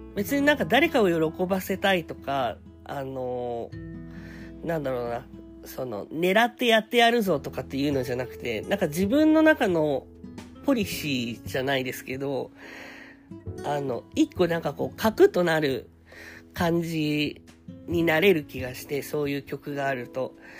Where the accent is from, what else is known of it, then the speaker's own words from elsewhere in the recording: Saitama, Japan; also born or lived in Belgium; ベルギー生まれ埼玉育ち